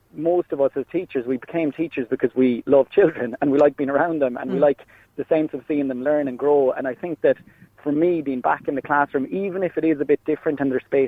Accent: Ireland; now in Switzerland; as an Irishman abroad

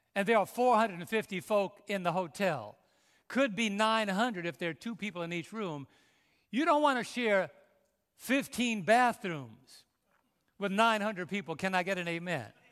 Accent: New York City, New York, United States; moved away; I was raised in New York City

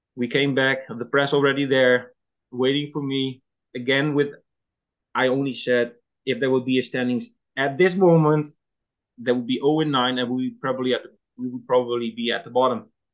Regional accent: Netherlands; English is a second language; moved away as an adult; also born or lived in Toronto, Canada

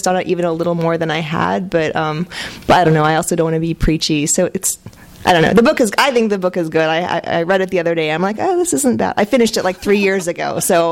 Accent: Marin County, California, United States; also born or lived in Texas / San Jose, California; I grew up in Marin, but I'm from Texas, and I was from this little town

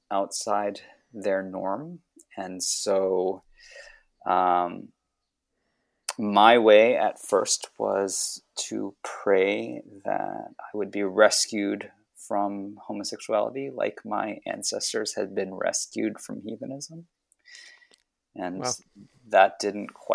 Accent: United States; I come from a Hong Kong Chinese family. I grew up in the U.S.

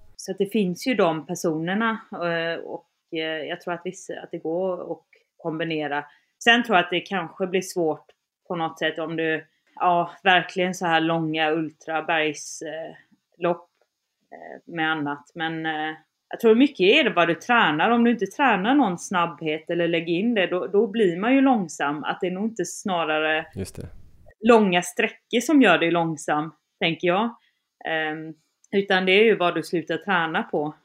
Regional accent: around Kalmar and Öland, Kalmar County, Sweden; moved away; där jag är ifrån, där det verkligen inte finns backar ja, runt Kalmar och Öland

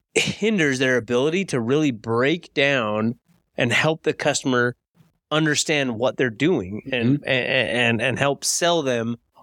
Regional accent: Layton, Utah, United States; Oh, you live in Layton? I grew up in Layton.

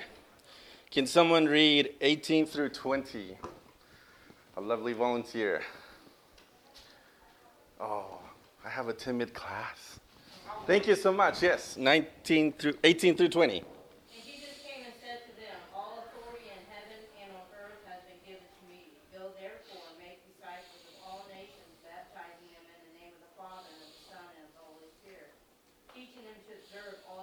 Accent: Costa Rica; moved away as an adult; also born or lived in Louisiana, United States; now in United States; I am from Costa Rica

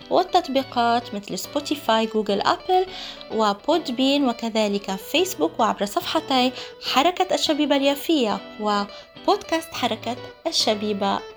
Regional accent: Palestine; علينا نحن كفلسطينيين وكناشطين كمثقفين وغيره أن آه، نعلم عن آه، أساتذتنا الكبار

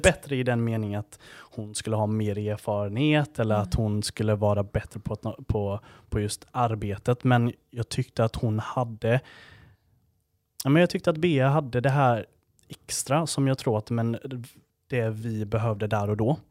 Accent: Gnosjö, Jönköping County, Sweden; moved away as an adult; Född och uppvuxen i Gnosjö

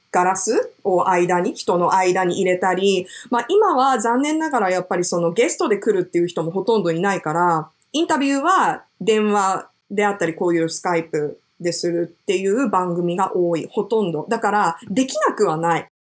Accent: Japan; first language Japanese; also born or lived in New York, United States; 私はもともと日本生まれで、育ちもまあほぼ日本なので、もともとの言語は日本語

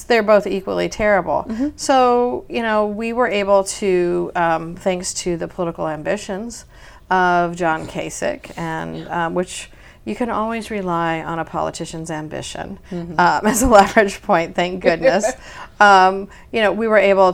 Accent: Ohio, United States; I'm from Ohio. I'm a Midwesterner too

